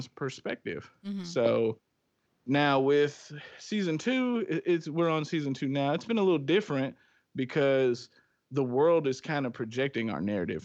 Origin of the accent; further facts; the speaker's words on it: Michigan, United States; now in Tennessee, United States; we're originally from Michigan, both of us